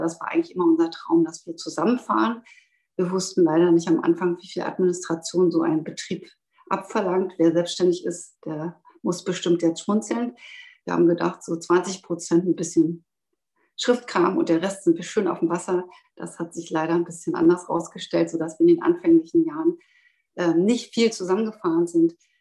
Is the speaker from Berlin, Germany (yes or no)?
yes; Berlin, Germany; moved away as an adult; now in Western Pomerania, Germany; Ich bin 1967 in Berlin geboren